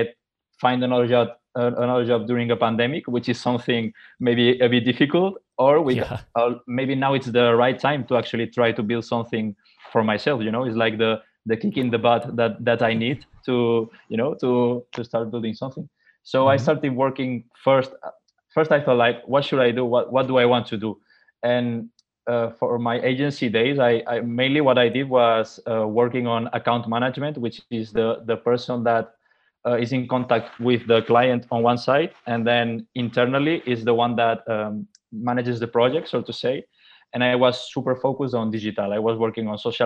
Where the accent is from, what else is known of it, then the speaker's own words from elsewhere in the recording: Mallorca, Balearic Islands, Spain; moved away as an adult; I'm from Mallorca. I come from Mallorca. I was born there and I lived there until I was 18.